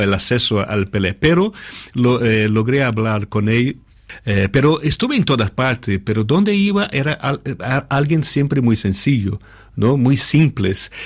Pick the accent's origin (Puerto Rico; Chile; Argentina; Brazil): Brazil; moved away; Yo soy de Brasil